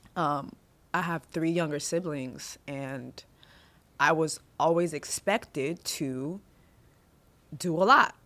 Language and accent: English; Montreal, Quebec, Canada; I was born in Montreal, Canada, which a lot of Haitians go to because it's French speaking